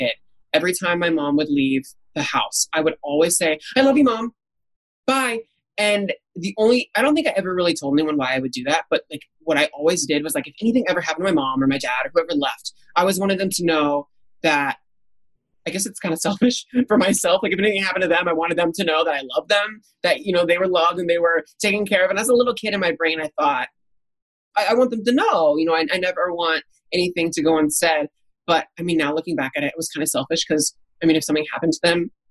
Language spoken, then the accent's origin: English; Indianapolis, Indiana, United States; growing up in Indianapolis